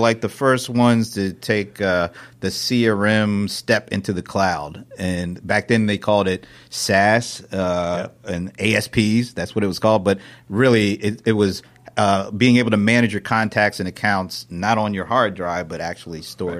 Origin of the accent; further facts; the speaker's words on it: Delaware, United States; now in Atlanta, United States; I was born and raised up in Delaware. I've been in Atlanta for 18 years, but before that I was in Delaware.